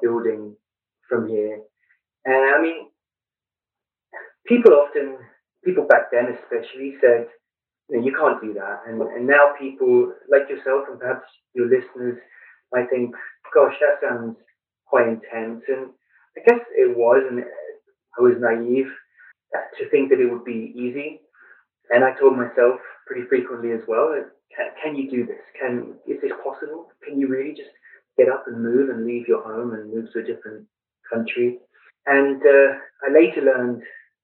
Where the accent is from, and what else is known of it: London, United Kingdom; born or raised there; moved away as an adult; also born or lived in Flint, Michigan / Blue Ridge Mountains; now in United States